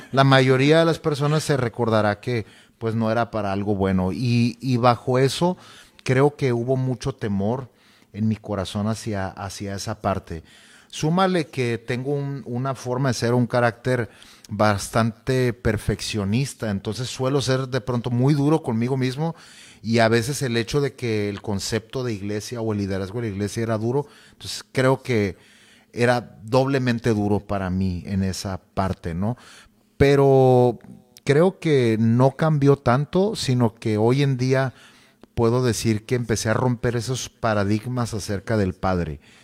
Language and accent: Spanish; Nogales, Sonora, Mexico; moved away as an adult; also born or lived in Hermosillo, Mexico / Culiacán, Mexico; now in Tijuana, Mexico; soy originario de la ciudad de Nogales, Sonora.